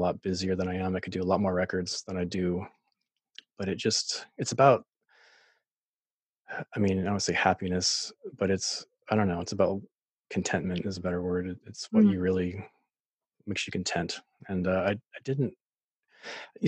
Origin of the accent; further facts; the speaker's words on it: Maine, United States; moved away as an adult; also born or lived in Nashville, Tennessee; I'm from Maine originally, so I came back